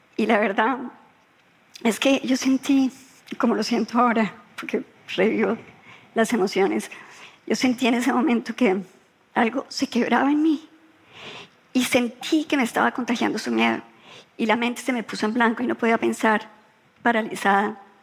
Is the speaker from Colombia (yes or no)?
yes; Colombia; cuando yo ingresé a la política en Colombia